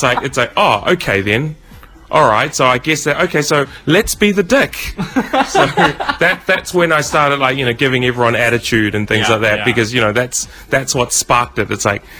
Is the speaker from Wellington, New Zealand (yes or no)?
no; Auckland, New Zealand; I'm from Auckland.